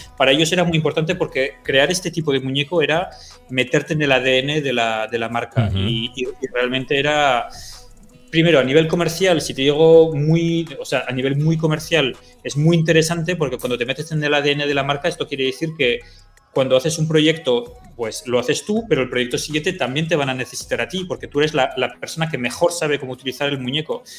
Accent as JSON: {"language": "Spanish", "country": "France", "tie": "born or raised there", "also_born_or_lived": "San Sebastián, Spain", "said": "yo viví 10 años en, Sebastián, en San Sebastián y, luego, y luego me fui, mis padres se, fueron, se mudaron a Francia y, y, me fui a Francia y allí viví 30 años. O sea que... Em, yo, yo estudié en Francia, o sea, todo el colegio en Francia"}